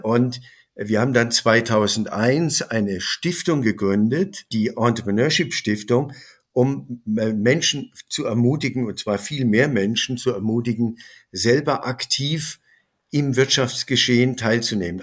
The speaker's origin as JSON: {"language": "German", "region": "Bavaria", "country": "Germany", "said": "Ich bin Bayer"}